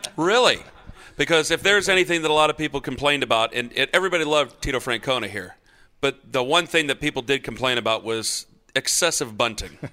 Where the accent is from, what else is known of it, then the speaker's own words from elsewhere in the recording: Canton, Ohio, United States; I grew up in Canton